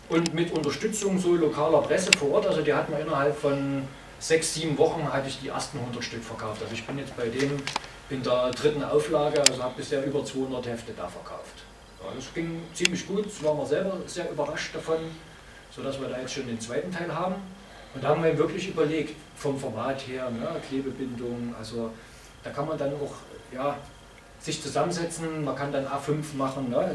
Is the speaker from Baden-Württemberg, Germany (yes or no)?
no; Chemnitz, Saxony, Germany; ich komme aus Chemnitz, da hat ein Superhelden Captain Chemnitz äh, für sich entwickelt